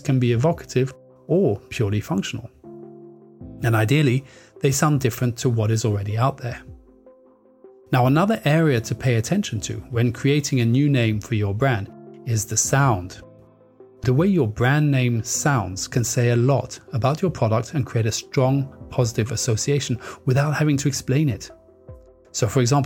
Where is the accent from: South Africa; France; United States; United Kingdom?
France; moved away; I grew up in France